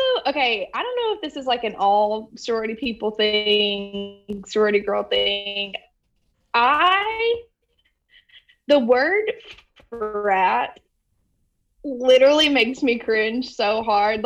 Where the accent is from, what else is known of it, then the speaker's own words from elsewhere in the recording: Aniana, Alabama, United States; I'm from Aniana